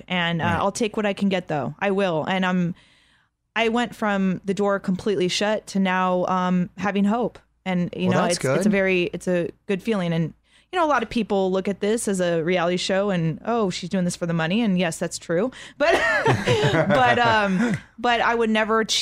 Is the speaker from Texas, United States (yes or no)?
no; San Diego, California, United States; Growing up in San Diego, we weren't close